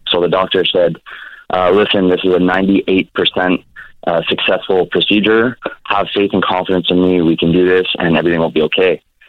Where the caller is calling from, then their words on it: Montreal, Quebec, Canada; I'm calling from Montreal, Quebec, Canada.